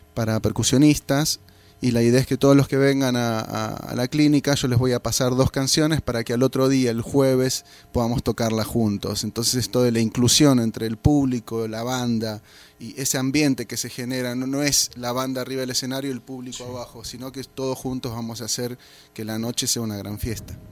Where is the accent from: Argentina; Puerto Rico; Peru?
Argentina; Buenos Aires; vengo de Buenos Aires, Argentina